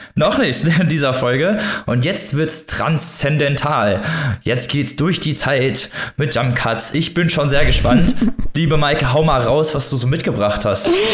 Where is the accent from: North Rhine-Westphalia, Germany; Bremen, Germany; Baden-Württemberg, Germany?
North Rhine-Westphalia, Germany; hier, wo ich herkomme, äh, aus Nordrhein-Westfalen